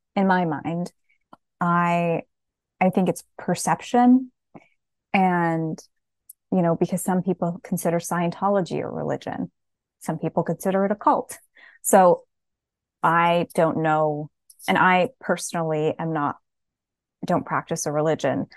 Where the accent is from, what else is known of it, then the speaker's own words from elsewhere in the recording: New Jersey, United States; now in Western New York, United States; I was raised in New Jersey, and now I live in Western New York.